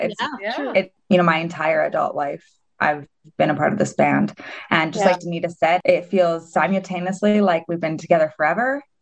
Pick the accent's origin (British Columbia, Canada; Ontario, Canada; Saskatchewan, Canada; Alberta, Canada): Alberta, Canada; Spruce Grove; now in Edmonton, Canada; from Spruce Grove, so just a bit west of the city. I also live in Edmonton now.